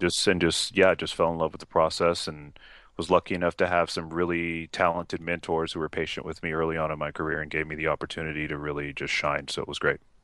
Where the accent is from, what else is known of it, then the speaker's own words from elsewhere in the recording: Los Angeles, California, United States; moved away as an adult; also born or lived in Bronx, New York / Utah; now in Seattle, United States; moved out to L A when I was about three